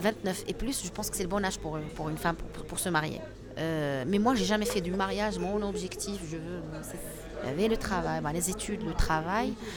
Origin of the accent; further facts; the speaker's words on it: Fez, Fès-Meknès, Morocco; now in Rabat, Morocco; On a grandi à Fès